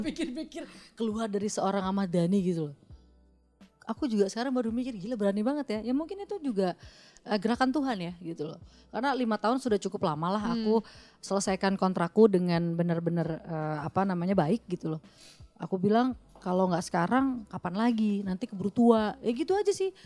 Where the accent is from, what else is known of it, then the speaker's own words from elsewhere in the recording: West Java, Indonesia; moved away as an adult; also born or lived in Pekanbaru; now in Jakarta, Indonesia; saya kebetulan orang Sunda